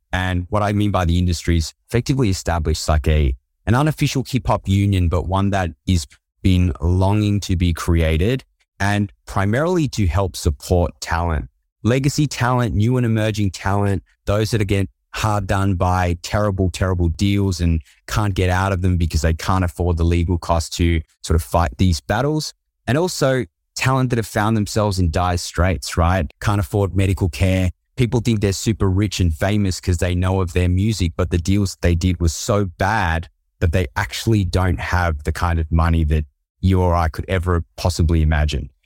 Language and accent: English; Australia; accent: Aussie; I'm from Australia, I've got an Aussie accent